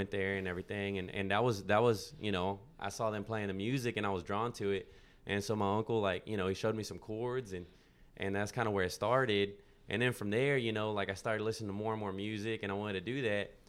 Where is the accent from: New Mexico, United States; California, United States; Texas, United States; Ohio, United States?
Texas, United States; now in Nashville, United States; Yeah, that was that was growing up in Texas, man, and and then uh, Berklee was cold, man, and and I, it was expensive, and so I was like, let's go to Nashville, and that's how I ended up in Nashville, you know.